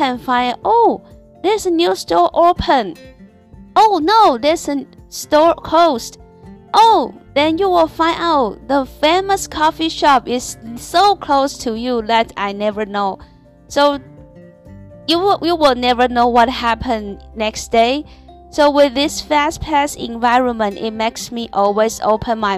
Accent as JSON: {"language": "English", "country": "Taiwan", "second_language": "English", "moved": "as an adult", "lives_now": "Shanghai, China", "said": "I'm a Taiwanese and I'm from Taiwan now, work and live in Shanghai"}